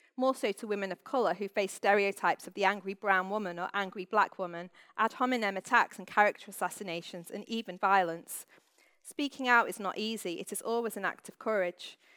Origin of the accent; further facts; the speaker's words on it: Manchester, North West England, United Kingdom; The North is my home, having been born and bred in Manchester.